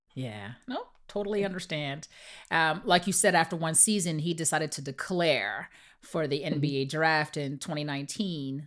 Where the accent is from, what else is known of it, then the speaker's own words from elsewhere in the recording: Canada; My kids and myself, we were raised in Canada